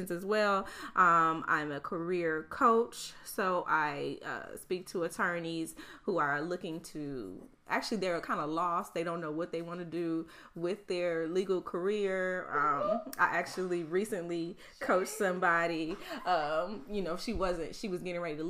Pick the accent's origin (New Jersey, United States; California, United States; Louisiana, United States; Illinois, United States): Illinois, United States; Chicago; moved away as an adult; also born or lived in New Orleans / Baton Rouge; I'm from Chicago originally.